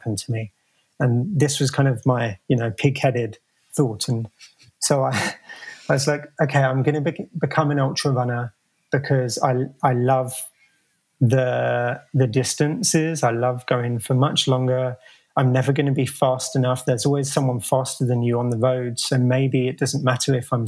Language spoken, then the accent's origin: English; London, United Kingdom; moved away as an adult; now in United States; as a kid growing up in London